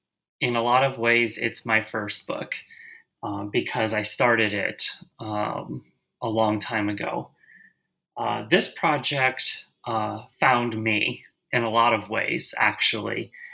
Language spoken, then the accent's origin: English; Milwaukee, Wisconsin, United States; So I'm from Milwaukee, Wisconsin.